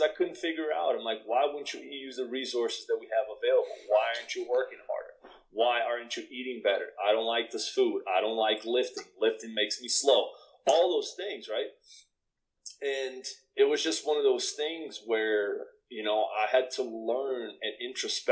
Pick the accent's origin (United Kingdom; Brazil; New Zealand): Brazil; moved away as an adult; also born or lived in Canada; now in United States; we're both from Brazil